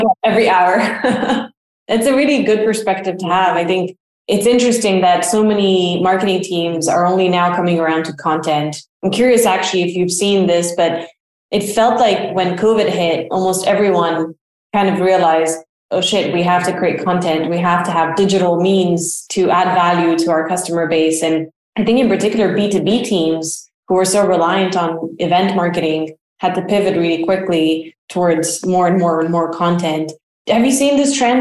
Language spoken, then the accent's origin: English; Romania; now in United States; I am from Romania and I still very much feel Romanian in almost every way, except maybe a bit culturally since I've spent so long here in the US.